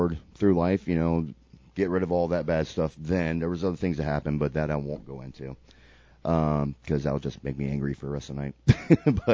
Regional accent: Sarasota, Florida, United States; I lived in Sarasota at the time, my hometown

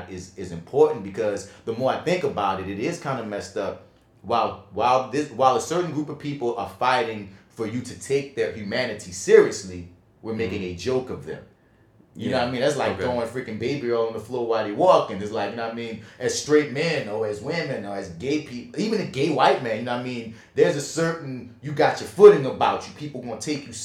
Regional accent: New Orleans, Louisiana, United States; we're from New Orleans

